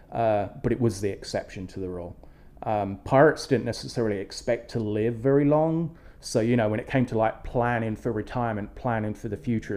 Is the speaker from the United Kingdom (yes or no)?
yes; England, United Kingdom; moved away; When I was growing up in England